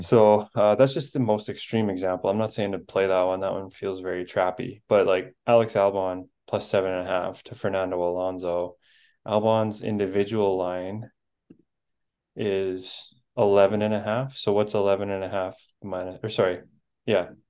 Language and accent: English; Canada; I'm Canadian